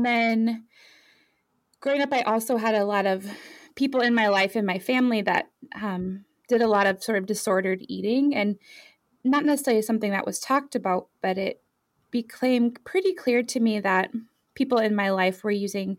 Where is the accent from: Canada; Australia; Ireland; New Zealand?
Ireland; also born or lived in France / Germany; So I was born in France and grew up primarily in Ireland and Germany and France. Moving a lot.